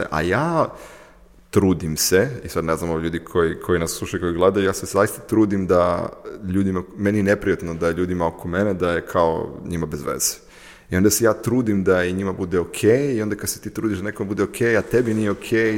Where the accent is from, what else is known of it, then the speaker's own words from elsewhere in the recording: Serbia; now in Ukraine; ja živim u Ukrajini, ja radim, radim u Ukrajini, ja iz Srbije sam srpski pasoš